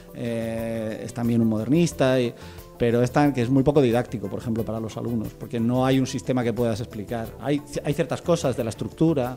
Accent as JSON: {"language": "Spanish", "town": "Almería", "region": "Andalusia", "country": "Spain", "said": "yo soy de Almería, que es una ciudad donde hace bueno"}